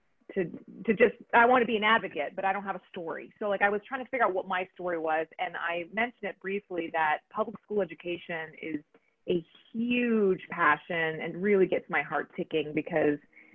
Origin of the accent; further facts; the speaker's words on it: Texas, United States; I like to be a representation of my Mexican culture, that I Tex-Mex people